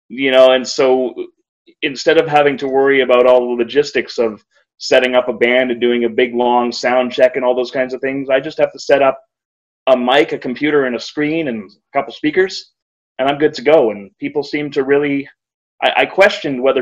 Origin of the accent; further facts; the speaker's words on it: Kitchener, Ontario, Canada; my hometown in Kitchener, Ontario, Canada.